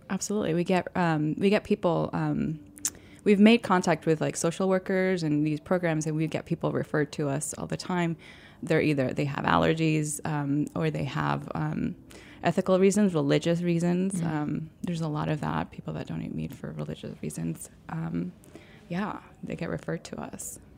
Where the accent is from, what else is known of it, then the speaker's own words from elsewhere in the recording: Mayagüez, Puerto Rico; moved away; also born or lived in New York City; I grew up in Puerto Rico, in Mayagüez, Puerto Rico, which is a small town on the west side of the island.